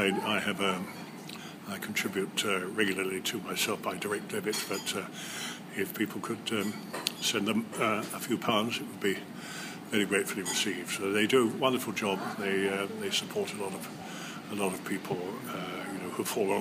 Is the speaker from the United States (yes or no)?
no; Brighton, South East England, United Kingdom; I was born in Brighton